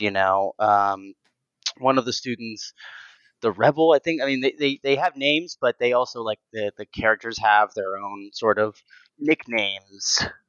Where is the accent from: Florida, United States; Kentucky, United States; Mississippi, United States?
Kentucky, United States; Lexington; also born or lived in Versailles, Kentucky; I grew up in Lexington and Versailles, Kentucky